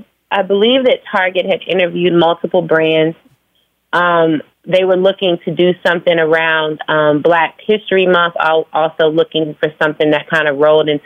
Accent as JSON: {"language": "English", "town": "Phoenix", "region": "Arizona", "country": "United States", "tie": "born or raised there", "also_born_or_lived": "Virginia", "moved": "yes", "lives_now": "Atlanta, United States", "said": "No, I was born in Virginia. I was raised in Phoenix. I moved to Atlanta like 16 years ago, and now I live between Atlanta and New York."}